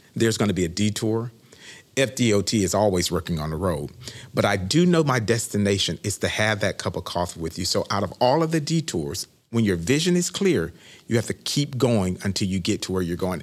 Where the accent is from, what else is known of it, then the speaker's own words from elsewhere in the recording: Winter Haven, Florida, United States; also born or lived in Daytona Beach; this was my hometown. I was born and raised in Winterhaven